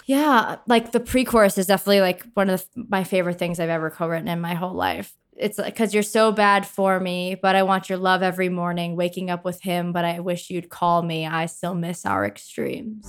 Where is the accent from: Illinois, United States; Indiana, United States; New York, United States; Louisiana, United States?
New York, United States; Long Island; I am from Long Island, New York